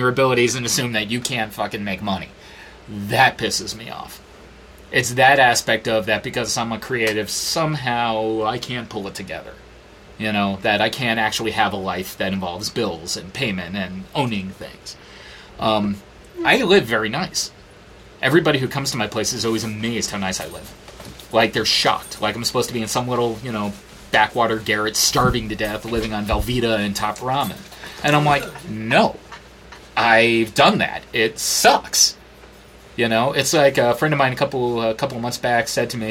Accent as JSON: {"language": "English", "region": "New York", "country": "United States", "moved": "yes", "said": "I'm a New Yorker"}